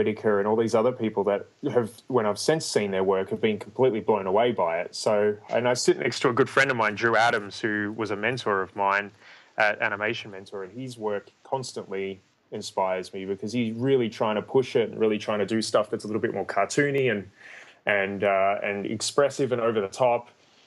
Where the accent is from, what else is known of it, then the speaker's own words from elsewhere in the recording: Melbourne, Victoria, Australia; moved away as an adult; now in United States; I'm from Australia in Melbourne